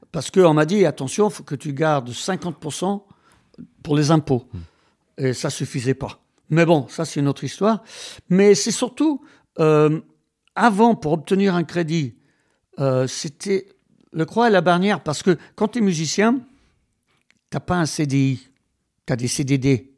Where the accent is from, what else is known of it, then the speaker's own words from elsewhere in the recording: Wales, United Kingdom; French is a second language; moved away as an adult; now in France; j'ai été élevé au Pays de Galles